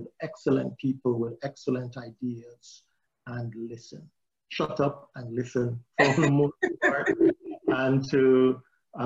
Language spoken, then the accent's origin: English; Jamaica; now in United States; growing up in Jamaica, I became involved in the Jamaica Combined Cadet Force